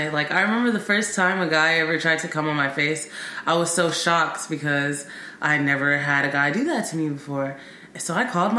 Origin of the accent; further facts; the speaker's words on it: Bay Area, California, United States; I grew up in the Bay Area